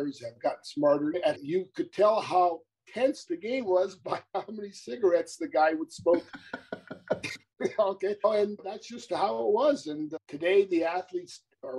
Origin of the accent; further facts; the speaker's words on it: Montreal, Quebec, Canada; moved away as an adult; also born or lived in Idaho; I was from Montreal